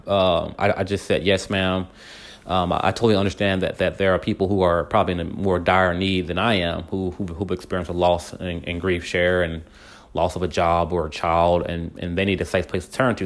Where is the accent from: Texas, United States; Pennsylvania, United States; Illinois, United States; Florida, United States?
Texas, United States; Wortham; the whole neighborhood that I grew up in in Wortham